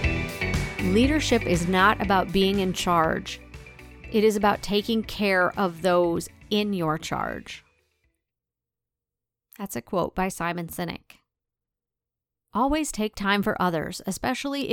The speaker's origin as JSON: {"language": "English", "town": "De Smet", "region": "South Dakota", "country": "United States", "tie": "born or raised there", "moved": "yes", "said": "my hometown in rural South Dakota"}